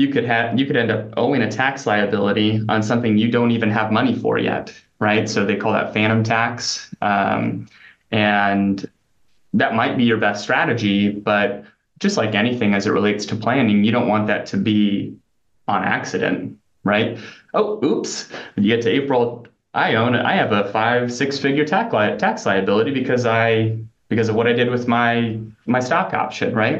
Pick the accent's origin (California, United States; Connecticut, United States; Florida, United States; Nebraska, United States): Nebraska, United States; I grew up in Nebraska, but worked in like upstate New York and Pennsylvania, Massachusetts.